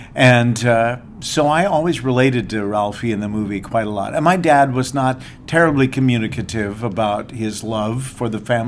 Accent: Downey, California, United States; And so when I was growing up in Downey, California, a suburb of Los Angeles, my dad was away in the Korean War a lot of the time, so it was just my mother and me.

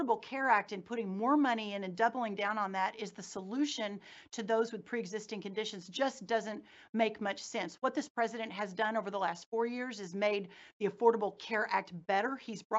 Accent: Texas, United States; growing up in Texas, living in Texas

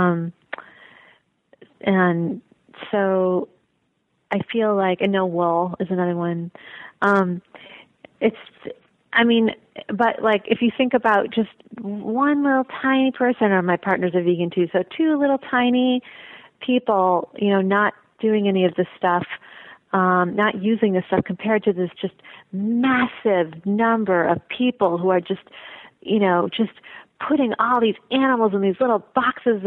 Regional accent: Chicago, Illinois, United States; moved away as an adult; I was raised in Chicago.

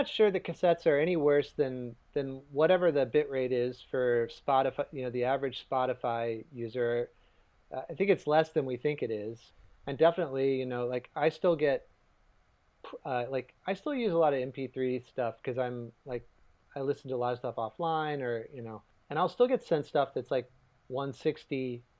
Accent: Lewisburg, West Virginia, United States; moved away as an adult; now in New York, United States; I grew up in West Virginia, in the sort of southeastern part of the state, a town called Lewisburg, West Virginia.

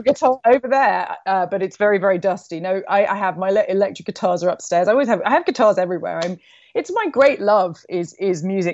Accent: London, United Kingdom; I grew up in London.

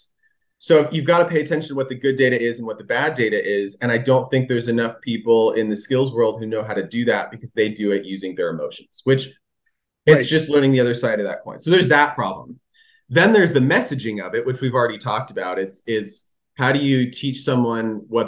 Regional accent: California, United States; I grew up in California

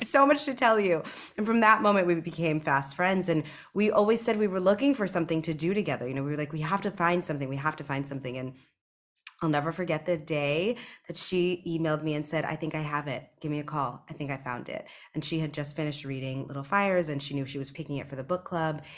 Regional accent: East Coast, United States; moved away; I grew up on the East Coast, so I grew up going to Disney World, not Disneyland

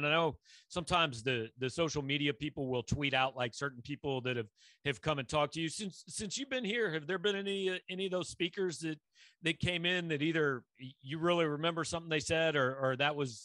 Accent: Kansas City, Missouri, United States; I grew up in Kansas City

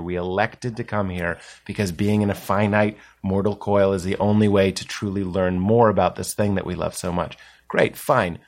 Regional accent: Boston, Massachusetts, United States; The East Coast. I'm from Boston.

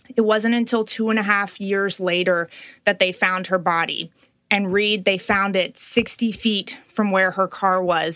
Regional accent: Little Rock, Arkansas, United States; I am from Little Rock

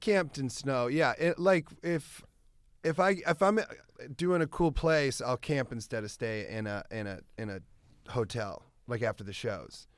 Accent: Iowa, United States; moved away; I grew up in Iowa

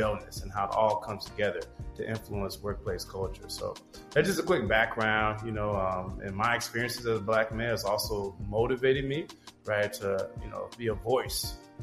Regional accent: Chicago, Illinois, United States; I'm originally from Chicago, Illinois.

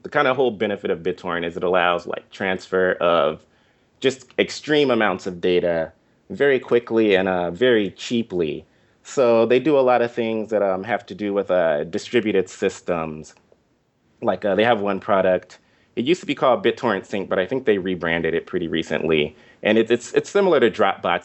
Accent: Inglewood, California, United States; moved away as an adult; also born or lived in Washington, D.C.; I grew up specifically in Inglewood

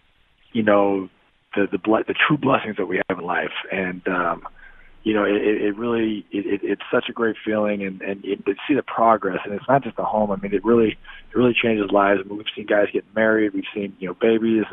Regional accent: Bay Area, California, United States; also born or lived in Texas; I grew up in California. I'm a Bay Area kid

